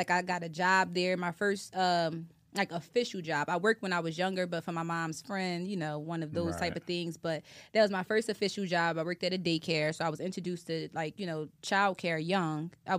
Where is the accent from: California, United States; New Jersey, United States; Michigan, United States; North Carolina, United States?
New Jersey, United States; Atlantic City; also born or lived in Pennsylvania; I'm from Atlantic City, New Jersey. I grew up back Maryland. That is the hood. And I rep my hood.